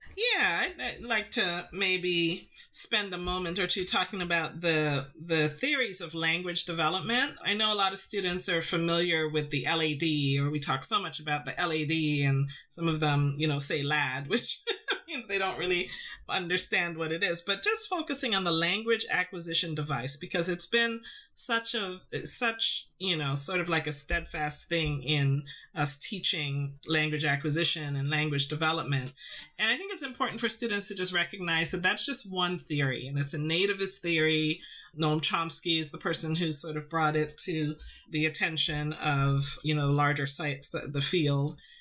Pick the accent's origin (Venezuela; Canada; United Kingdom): Canada; Toronto, Ontario; also born or lived in Trinidad; I grew up in Toronto, but I, you know, was born in, in the Caribbean. And so I spent my formative years in Trinidad